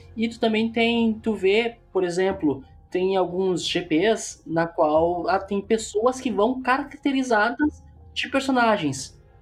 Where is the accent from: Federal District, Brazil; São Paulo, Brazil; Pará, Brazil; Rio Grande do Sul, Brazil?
Rio Grande do Sul, Brazil; Porto Alegre; eu sou de Porto Alegre.